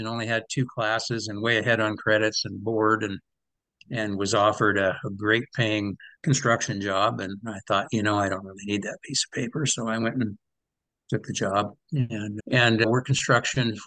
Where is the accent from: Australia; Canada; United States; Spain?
United States; Montana, Idaho; also born or lived in Lewiston, Idaho; I was born and raised up to about the age of 12 in Montana